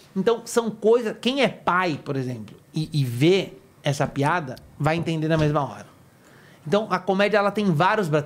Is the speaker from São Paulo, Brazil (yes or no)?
yes; São Paulo, Brazil; eu, como paulista